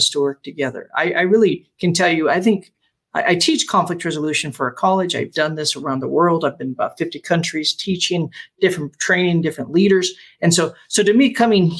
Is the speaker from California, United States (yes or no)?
no; Las Vegas, Nevada, United States; I pastored in Vegas 15 years, grew up in Vegas